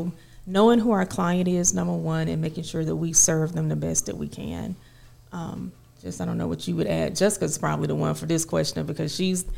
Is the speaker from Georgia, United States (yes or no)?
yes; Cobb, Georgia, United States; actually, we're from Cobb, Georgia